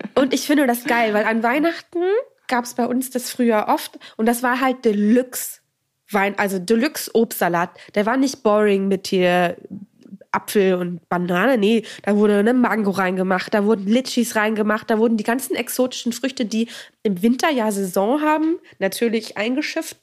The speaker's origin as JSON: {"language": "German", "region": "Northern Germany", "country": "Germany", "said": "Wir kommen beide aus dem Norden"}